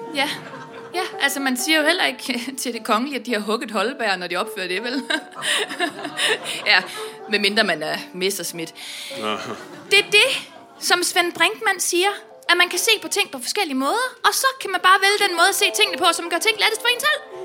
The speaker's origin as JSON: {"language": "Danish", "town": "Vestbjerg", "region": "North Denmark Region", "country": "Denmark", "said": "jeg kommer fra Vestbjerg uden for Aalborg"}